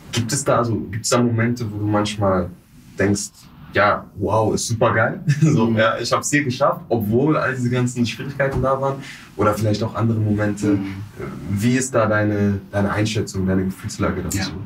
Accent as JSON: {"language": "German", "town": "Stuttgart", "region": "Baden-Württemberg", "country": "Germany", "tie": "born or raised there", "accent": "Swabian", "said": "ich bin in, Stuttgart, bin in Stuttgart"}